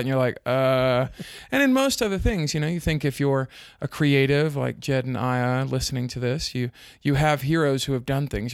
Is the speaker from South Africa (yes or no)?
yes; South Africa; now in United States; I grew up in South Africa, but I've lived in the States for a long time